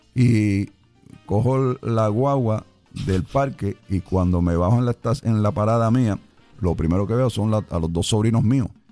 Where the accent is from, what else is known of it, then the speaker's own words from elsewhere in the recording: New York, United States; moved away as an adult; also born or lived in Chicago, Illinois; now in Puerto Rico; yo nací en Chicago, Illinois. Ok. Pero mi familia ya cuando yo tenía un año se muda para Nueva York, específicamente para el sur del Bronx. Y yo me crié en el sur del Bronx